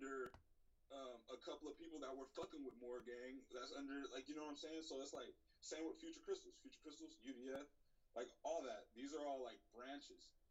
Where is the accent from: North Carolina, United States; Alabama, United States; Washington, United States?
Washington, United States; Seattle; I'm from South Seattle